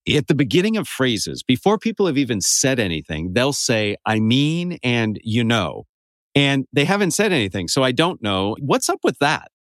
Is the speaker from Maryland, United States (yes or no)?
no; Santa Cruz, California, United States; growing up in Northern California near Santa Cruz